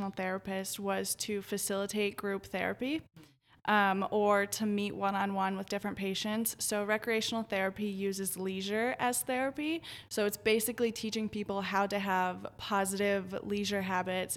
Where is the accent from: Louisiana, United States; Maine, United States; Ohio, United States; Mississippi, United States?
Ohio, United States; Southern; moved away as an adult; also born or lived in Oklahoma / Las Vegas, Nevada / Columbus, Ohio; I grew up in Southern Ohio